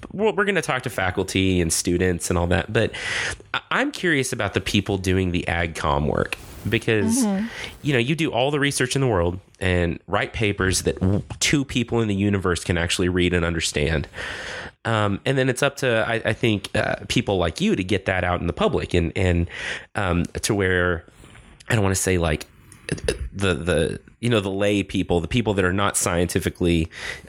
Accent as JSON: {"language": "English", "town": "Lubbock", "region": "Texas", "country": "United States", "tie": "born or raised there", "also_born_or_lived": "College Station, Texas", "said": "I grew up here in Lubbock. You know, I've spent most of my life in West Texas"}